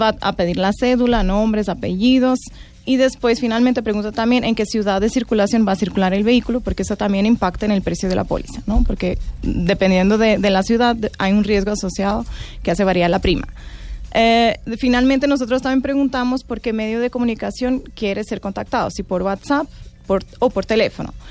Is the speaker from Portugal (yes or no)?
yes; Portugal; Spanish is a second language; moved away as an adult; now in Colombia; Yo soy de Portugal